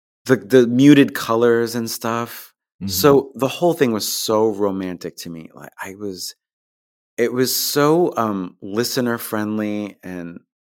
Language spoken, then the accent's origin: English; New York, United States; And I grew up on Long Island in New York, you know, maybe 30 or 40 minutes outside of New York City.